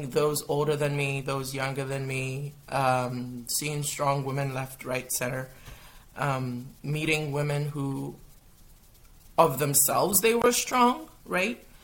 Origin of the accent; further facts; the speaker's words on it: Kitchener, Ontario, Canada; moved away; also born or lived in Ghana / Gambia; so, I'm Canadian. I was born in Canada. I was born in um, Kitchener. But then I went out of Canada for 15 plus years. I lived in Ghana, I lived in Gambia